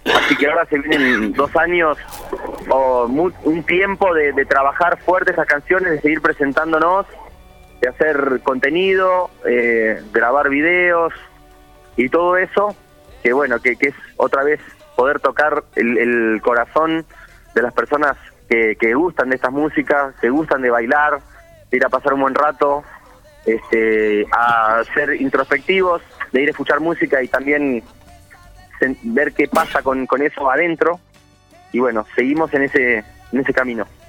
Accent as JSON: {"language": "Spanish", "town": "Mar del Plata", "region": "Buenos Aires Province", "country": "Argentina", "tie": "born or raised there", "said": "Yo soy de ahí, me crié en Mar del Plata"}